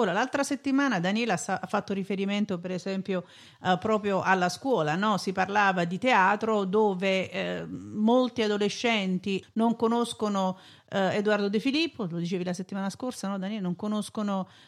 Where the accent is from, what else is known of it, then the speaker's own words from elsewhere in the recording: Naples, Campania, Italy; da napoletana